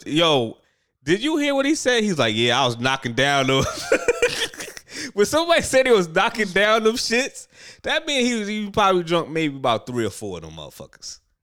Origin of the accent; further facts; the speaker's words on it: New York, United States; I'm a New Yorker